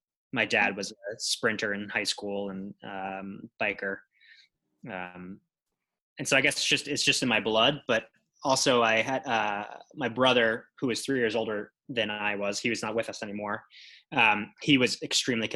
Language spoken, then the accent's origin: English; Long Island, New York, United States; I'm from Long Island